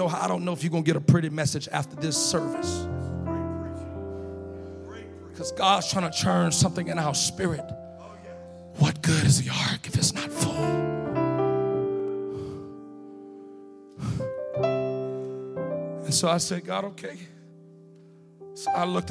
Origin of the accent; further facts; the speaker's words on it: Louisiana, United States; I'm from Louisiana.